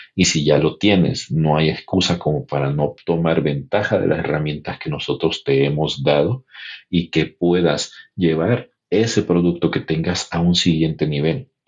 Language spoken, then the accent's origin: Spanish; El Salvador; born or raised there; moved away as an adult; now in United States